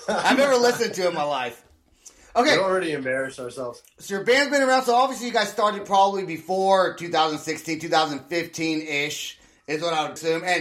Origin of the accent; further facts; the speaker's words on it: Santa Rosa, California, United States; also born or lived in Long Beach; now in San Diego, United States; We are from Santa Rosa, but we're now in San Diego.